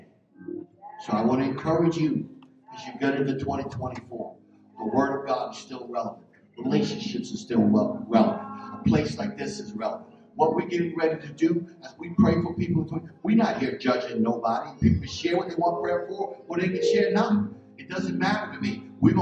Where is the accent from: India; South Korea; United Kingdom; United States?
United States; Philadelphia, Pennsylvania; I'm from North Philly.